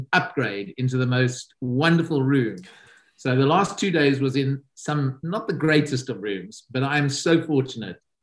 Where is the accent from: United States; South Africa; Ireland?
South Africa; now in United Kingdom; my home country, which is South Africa